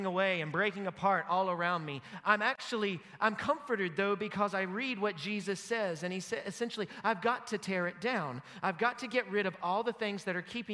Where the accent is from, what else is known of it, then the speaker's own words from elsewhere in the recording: United States; As an American